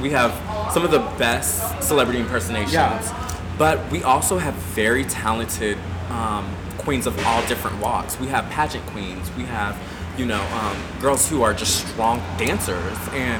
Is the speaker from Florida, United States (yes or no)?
yes; Panama City, Florida, United States; moved away; I'm originally from Panama City, Florida. It's a small town in the Panhandle. It's like kind of by Tallahassee. It's very, you know, very super redneck. Mm-hmm. But it was crazy because I grew up as a pastor's son.